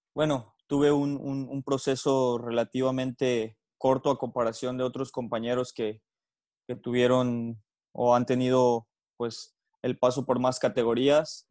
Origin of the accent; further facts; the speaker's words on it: Mexico; nosotros como mexicanos